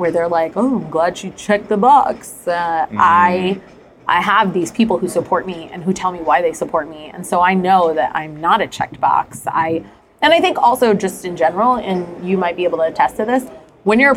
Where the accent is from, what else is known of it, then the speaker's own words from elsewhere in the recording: New Jersey, United States; I grew up in the Indian community in New Jersey